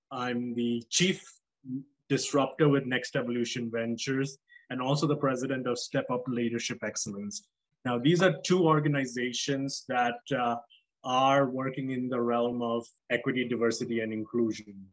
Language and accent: English; South Africa; moved away as an adult; also born or lived in Nigeria / Dubai, United Arab Emirates; my parents are East Indian. I was born in Nigeria, grew up in South Africa uh, and Dubai for the most of my life. I moved here when I was 24 after uh, working in Dubai as an architect for about a year and a half.